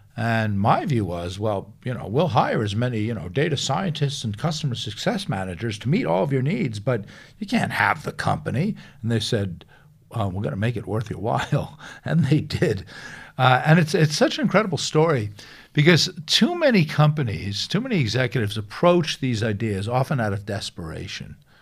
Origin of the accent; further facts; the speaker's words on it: Long Island, New York, United States; I grew up in New York, uh, on Long Island